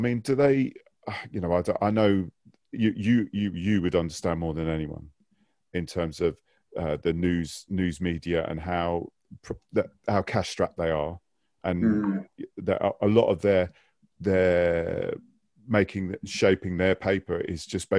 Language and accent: English; London, United Kingdom; I was a QPR fan. I moved down here from West London.